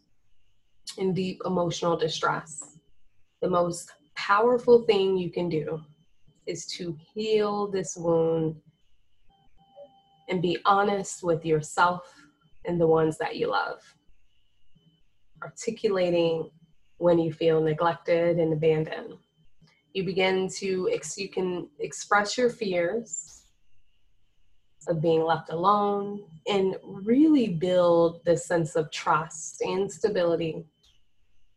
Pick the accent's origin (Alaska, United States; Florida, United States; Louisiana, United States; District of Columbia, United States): Florida, United States; moved away; I'm originally from Florida